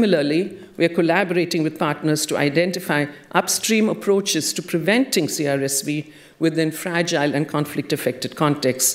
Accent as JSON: {"language": "English", "country": "India", "tie": "born or raised there", "moved": "yes", "said": "I have, as a child growing up in India, been a part of 3 wars"}